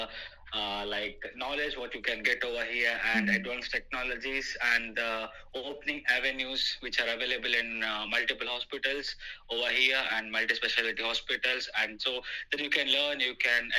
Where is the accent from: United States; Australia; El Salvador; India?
India; moved away as an adult; now in United Kingdom; I'm basically from India